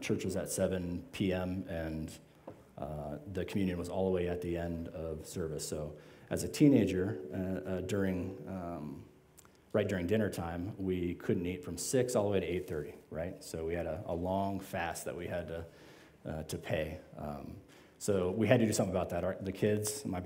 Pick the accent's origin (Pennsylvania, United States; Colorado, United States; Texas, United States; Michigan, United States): Colorado, United States; Louisville; also born or lived in Boulder, Colorado; I grew up in Louisville